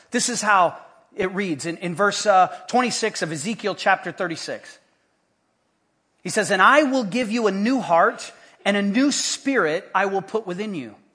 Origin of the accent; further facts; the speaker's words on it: Haiti; When I was a little kid, uh, growing up in Haiti, we had different missionary compounds, little Fort God outposts all around the island.